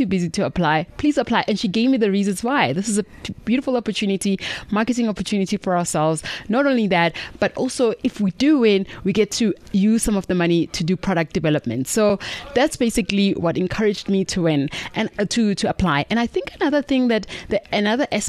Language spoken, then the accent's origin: English; Mabopane, Gauteng, South Africa; We're from Pretoria, born and bred from Mapopani, ladies from Mapopani